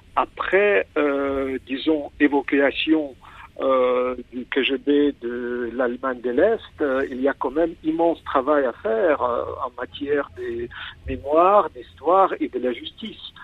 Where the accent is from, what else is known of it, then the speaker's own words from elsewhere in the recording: Kyiv, Ukraine; French is a second language; je suis né à Kiev